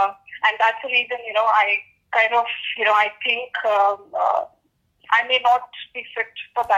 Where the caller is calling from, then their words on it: Delhi, India; I'm calling from Delhi.